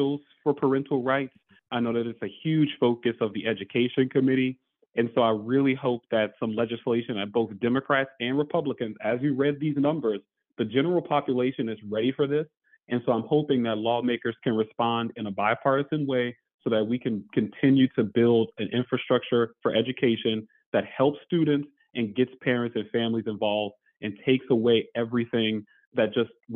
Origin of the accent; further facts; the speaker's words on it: New Orleans, Louisiana, United States; now in New Hampshire, United States; I was born and raised in New Orleans, Louisiana.